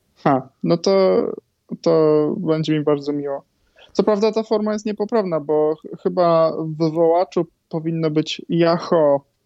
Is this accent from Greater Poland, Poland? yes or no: yes; Greater Poland, Poland; also born or lived in Warsaw; ja pochodzę z Wielkopolski